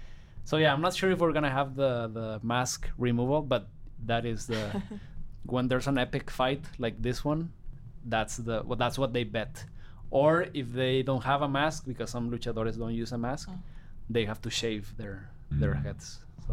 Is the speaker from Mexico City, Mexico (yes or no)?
no; Guadalajara, Jalisco, Mexico; I'm from Guadalajara, Jalisco, Mexico.